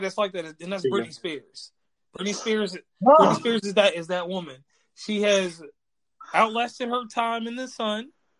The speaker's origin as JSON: {"language": "English", "town": "Amherst", "region": "Virginia", "country": "United States", "tie": "born or raised there", "also_born_or_lived": "Lynchburg, Virginia", "said": "we're natives of Amherst and stuff, but we're technically from Lynchburg."}